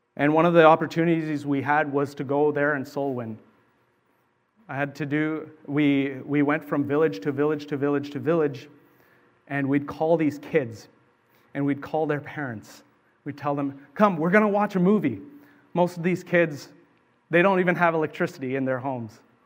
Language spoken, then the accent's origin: English; Canada; also born or lived in Sri Lanka; I was from Canada